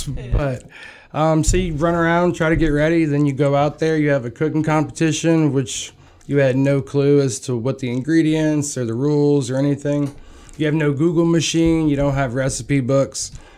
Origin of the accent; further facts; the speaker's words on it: New Iberia, Louisiana, United States; moved away as an adult; now in Baton Rouge, United States; From New Iberia.